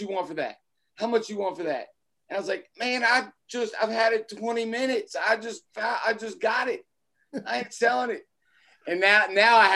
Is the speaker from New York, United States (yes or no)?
no; Kentucky, United States; also born or lived in North Carolina / Virginia; growing up in Kentucky